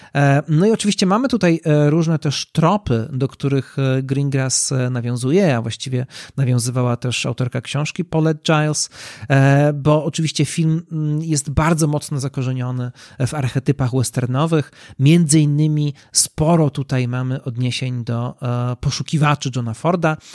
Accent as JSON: {"language": "Polish", "country": "Poland", "said": "nasz kraj jest bardzo mocno podzielony"}